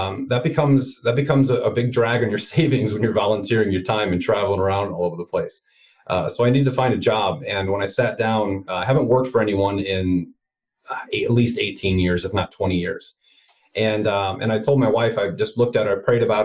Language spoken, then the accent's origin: English; Northwest Indiana, United States; moved away; also born or lived in Chicago, Illinois / California; I'm from Chicago originally, grew up in Northwest Indiana, right outside the city.